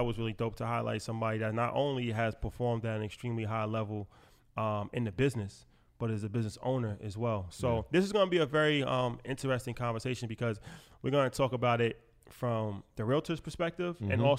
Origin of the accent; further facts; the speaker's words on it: New York, United States; So I was saying off camera, like, you know, we're from New York